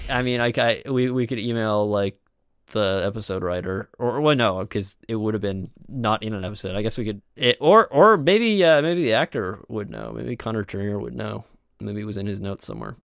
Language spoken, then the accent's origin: English; Canada; we are from Canada